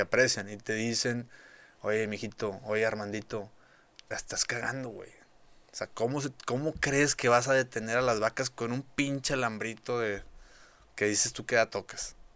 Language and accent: Spanish; Parás, Nuevo León, Mexico; also born or lived in Monterrey; Parás es de donde yo soy, es un pueblo muy pequeño que no cualquiera conoce